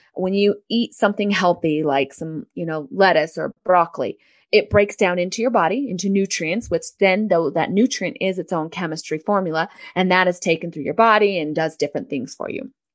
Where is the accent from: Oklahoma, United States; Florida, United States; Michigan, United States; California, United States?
California, United States; San Diego; I am from San Diego, California. I was um, raised with a mom who was very into natural health